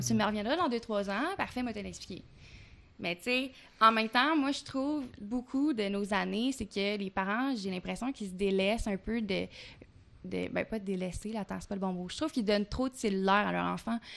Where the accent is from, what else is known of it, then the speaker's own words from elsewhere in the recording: Quebec, Canada; accent: Québécois; Je suis une bonne Québécoise. J'ai un petit accent québécois